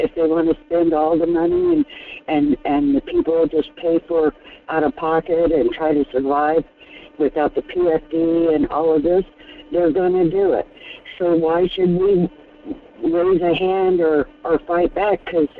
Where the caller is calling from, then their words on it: Fairbanks, Alaska, United States; Hi, Michael. This is … from Fairbanks.